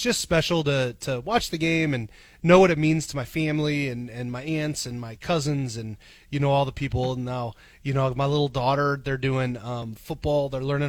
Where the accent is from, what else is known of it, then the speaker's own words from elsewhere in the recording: Papillion, Nebraska, United States; I grew up in Papillion, baby.